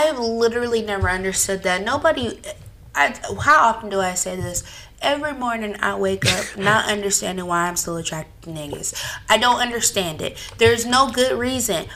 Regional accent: California, United States; We're from California

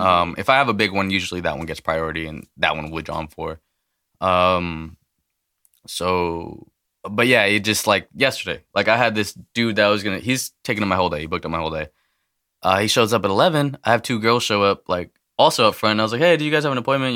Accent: El Paso, Texas, United States; now in Merced, United States; I was born in El Paso, um, so I go back and visit whenever I can

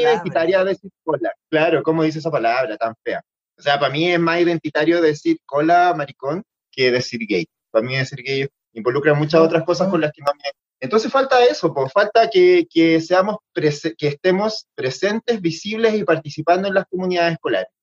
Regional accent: Copiapó, Atacama, Chile; yo soy del norte, de Copiapó

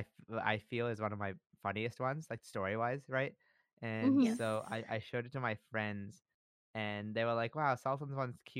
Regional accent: Japan; moved away; I grew up in Japan

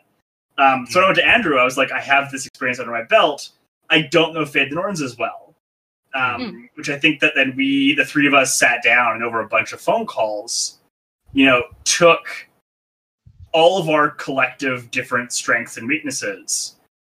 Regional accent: Canada; accent: Canadian; also born or lived in Luton, United Kingdom; having a very Ukrainian-sounding name and a Canadian accent

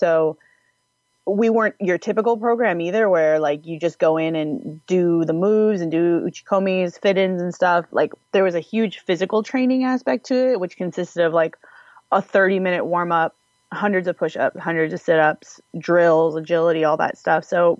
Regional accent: Washington, United States; I'm originally from Washington State. There's an area up there called Puget Sound with an island called Whidbey Island. And there is a Naval Air Base there where my dad was stationed.

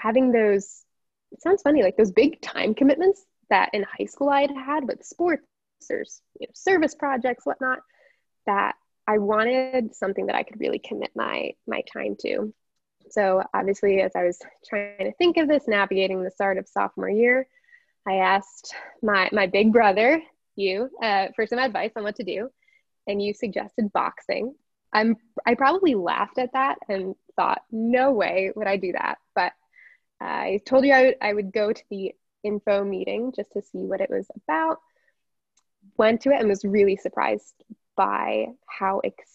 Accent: South Bend, Indiana, United States; I'm from South Bend, Indiana. Proud of it.

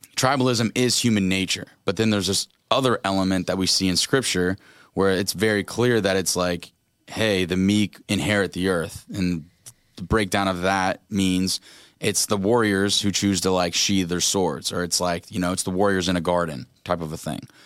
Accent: Orlando, Florida, United States; We're from Orlando

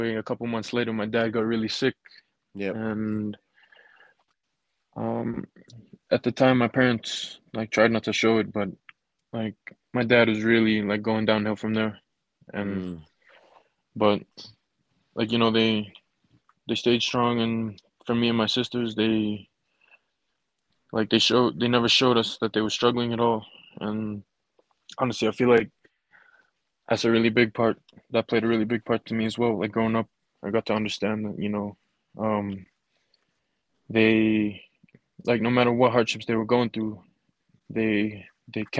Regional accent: Fiji; born or raised there; moved away as an adult; now in Utah, United States

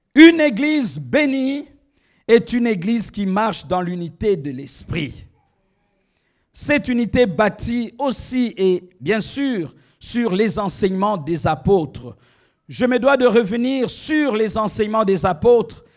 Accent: DR Congo; moved away; also born or lived in Rabat, Morocco; dans mon pays, on n'utilise pas le lingala ou le chiluba

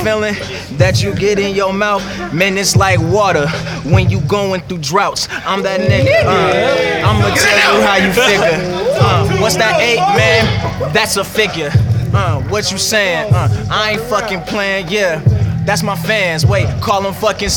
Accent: Champaign, Illinois, United States; also born or lived in Urbana, Illinois; I'm from Champaign, Illinois. But if you go to Champaign, I'ma say I'm from Urbana

